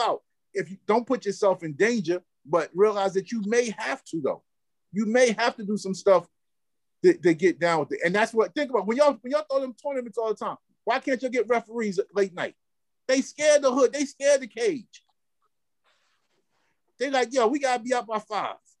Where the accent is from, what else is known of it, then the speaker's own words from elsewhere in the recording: New York City, New York, United States; I grew up in Cypress Projects.